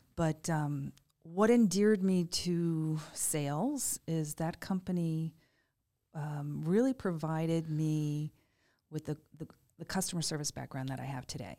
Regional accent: Greenwich, Connecticut, United States; moved away as an adult; also born or lived in Stamford, Connecticut; now in Estero, United States; I grew up in Greenwich

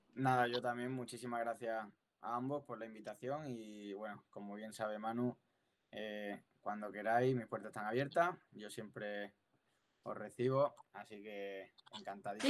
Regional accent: Cádiz, Andalusia, Spain; Yo que soy de Cádiz

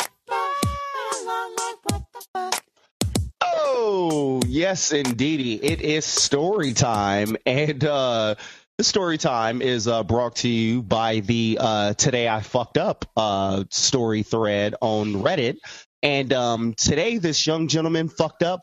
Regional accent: United States; I'm American

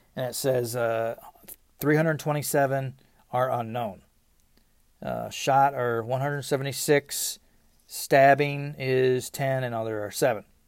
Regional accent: United States; we as Americans

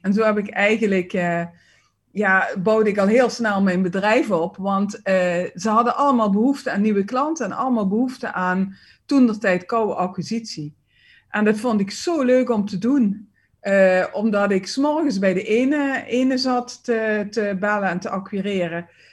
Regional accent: Limburg, Netherlands; accent: Limburgish; ik merk het naar het, ja, naar het westen, westen toe eigenlijk uh, met mijn accent niet. Mensen zeggen wel van, oh, kom je uit Limburg

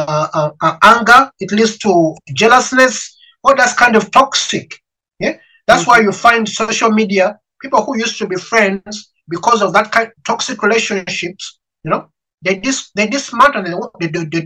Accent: Uganda; moved away as an adult; now in United Kingdom; I'm an African. I come from Africa. I'm Ugandan.

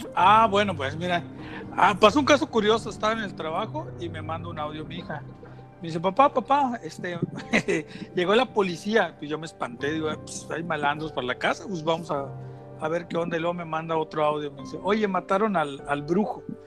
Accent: Tenosique, Tabasco, Mexico; nosotros pues somos de Tenosique y de Tabasco.

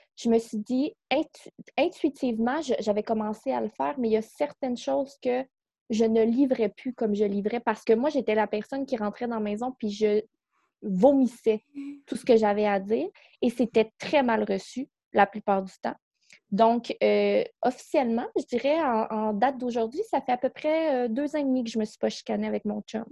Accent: Quebec City, Quebec, Canada; moved away as an adult; now in North Shore of Montreal, Canada; on vient de Québec. On est déménagé ici euh, dans, sur la rive nord de Montréal

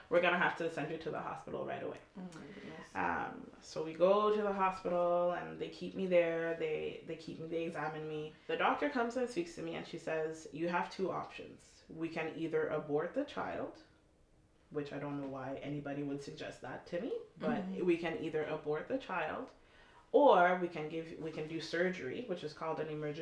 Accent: Toronto, Ontario, Canada; also born or lived in Montreal; moved to Toronto when I was about 12

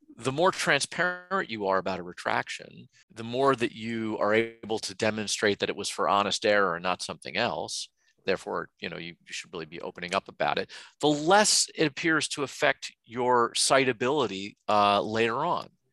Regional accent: United States; I'm an American

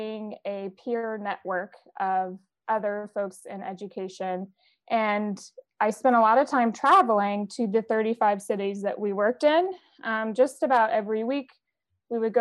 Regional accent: Tennessee, United States; now in Boston, United States; Currently based in Boston, Massachusetts, but I was born and raised in Tennessee, a somewhat rural area, foothills of Appalachia

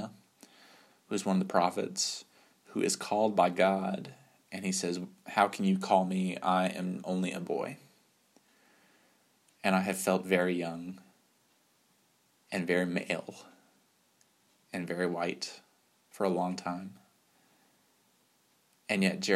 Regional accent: West Texas, United States; moved away as an adult; also born or lived in Virginia; growing up in Texas

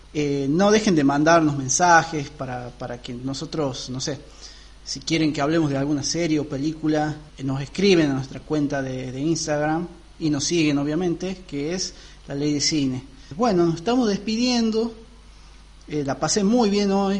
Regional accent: northern Argentina, Argentina; para los que somos del norte

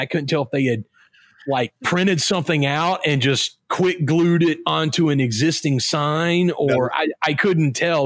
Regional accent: American South, United States; accent: Southern; I'm American. Everybody laugh at my Southern accent

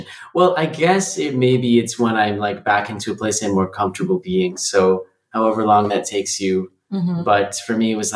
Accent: Los Angeles, California, United States; moved away as an adult; also born or lived in Santa Clara, California; now in Zurich, Switzerland; I grew up in Los Angeles, and now I'm living in Switzerland

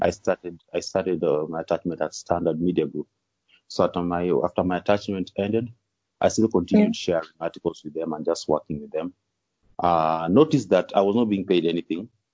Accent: Kisumu, Kisumu County, Kenya; also born or lived in Nakuru County / Siaya County / Kakamega; most of my childhood I can just bear it in Kisumu County. That's why I usually say Kisumu is home

